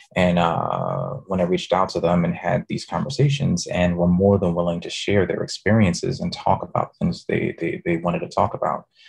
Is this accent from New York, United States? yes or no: yes; New York City, New York, United States; moved away as an adult; also born or lived in Brooklyn, New York / Texas; Born in Brooklyn, raised in the Bronx the co op city section to be specific